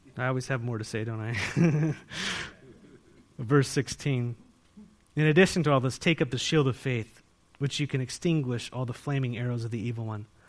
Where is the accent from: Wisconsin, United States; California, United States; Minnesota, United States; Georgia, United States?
California, United States; San Diego; now in Walla Walla, United States; I grew up in San Diego